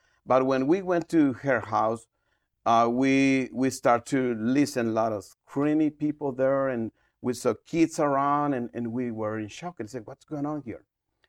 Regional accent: Guatemala City, Guatemala Department, Guatemala; English is a second language; moved away as an adult; I'm from Guatemala City, and we moved to Paramos like 20 years ago to establish a church we call Restoring the Family Ministry.

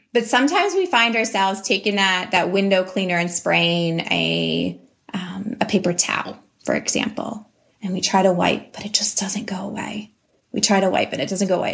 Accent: Pittsburgh, Pennsylvania, United States; I'm from Pennsylvania, um, Pittsburgh, Pennsylvania.

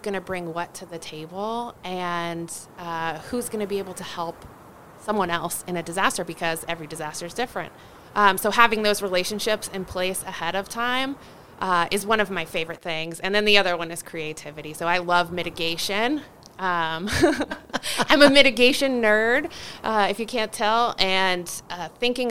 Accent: Northern Virginia, United States; now in Washoe County, United States; I'm originally from Northern Virginia

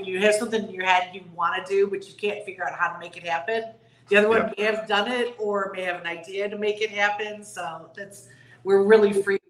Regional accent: outside Rockford, Illinois, United States; now in Naples, United States; Outside of Rockford.

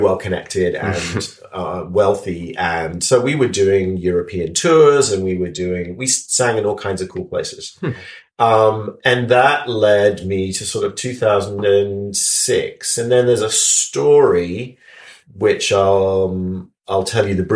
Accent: London, United Kingdom; moved away as an adult; now in San Diego, United States

